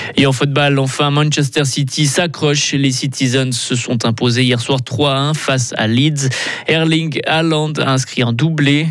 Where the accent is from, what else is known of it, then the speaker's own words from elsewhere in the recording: Switzerland; chez nous, en Suisse